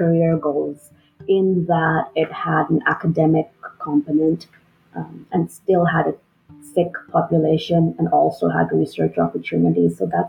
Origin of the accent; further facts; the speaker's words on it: Lahore, Punjab, Pakistan; also born or lived in Springfield, Illinois; now in Oklahoma, United States; I was born and raised in Lahore, Pakistan. And then as a family, we immigrated to the United States.